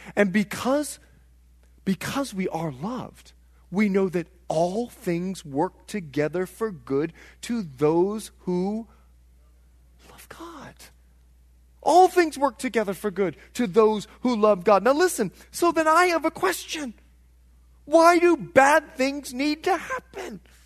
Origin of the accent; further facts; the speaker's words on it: Bahamas; moved away; I'm from the Bahamas